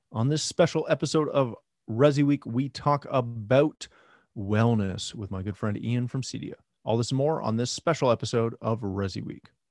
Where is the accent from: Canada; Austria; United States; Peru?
Canada; I'm Canadian.